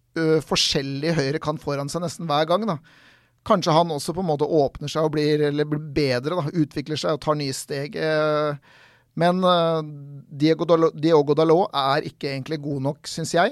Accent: Norway; vi kommer fra Norge

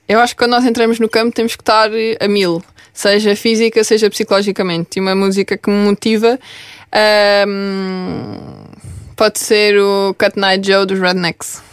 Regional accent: Vila Real de Santo António, Algarve, Portugal; moved away as an adult; now in Lisbon, Portugal; eu sou de Vila Real de Santo António

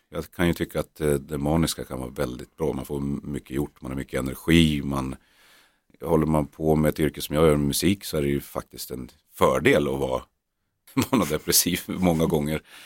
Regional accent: Norrland, Sweden; vi är norrlänningar

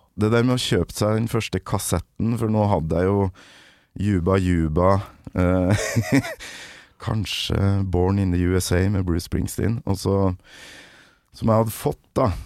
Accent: Kolvereid, Trøndelag, Norway; Kolvered heller, der jeg kommer fra

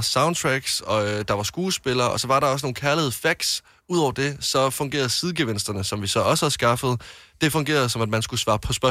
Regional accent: Jutland, Denmark; also born or lived in Varde; now in Copenhagen, Denmark; Jeg er jo fra Jylland

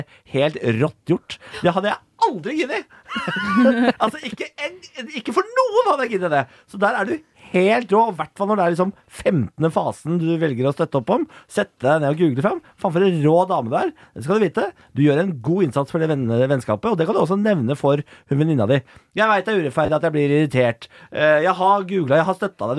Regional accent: Moss, Østfold, Norway; Jeg er fra Moss

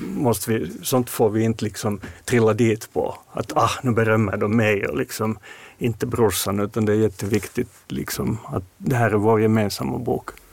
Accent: Finland; som finländare, alltså just med den här släkterfarenheten vi har, Mårten och jag

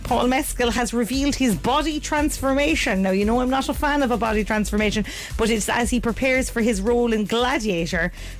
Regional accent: Ireland; I know we're Irish, right?

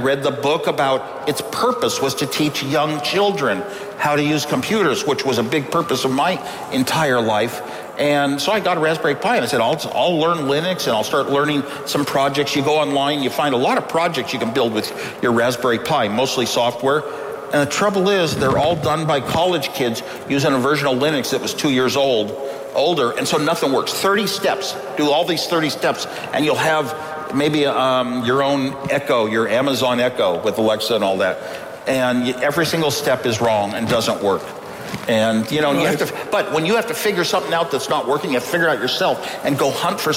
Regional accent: United States; I'm an American. I'm an American. I grew up an American

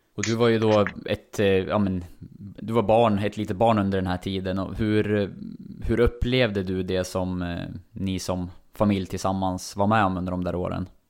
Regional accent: Sundsvall, Västernorrland County, Sweden; Som Sundsvallsbo

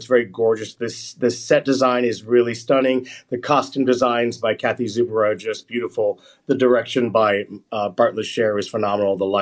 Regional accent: United States; I grew up in the United States.

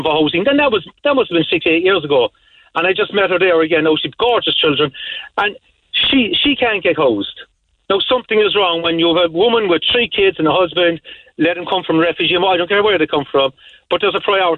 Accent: Ireland; as Irish people

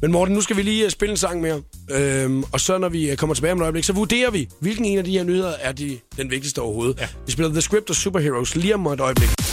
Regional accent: Funen, Southern Denmark, Denmark; jeg kommer fra Fyn

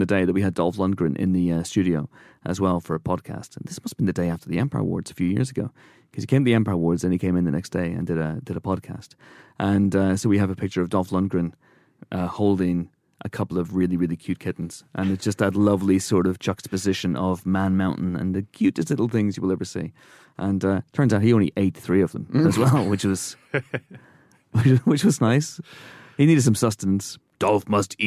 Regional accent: Northern Irish, Northern Ireland, United Kingdom; I, as a Northern Irish person

